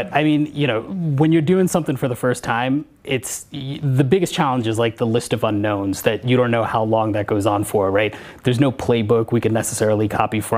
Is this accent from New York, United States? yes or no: yes; New York, United States; I grew up in New York